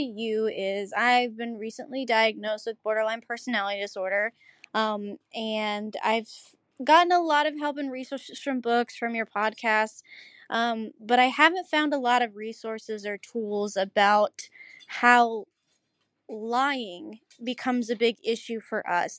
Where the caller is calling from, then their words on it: Dade City, Florida, United States; I'm calling from Dade City, Florida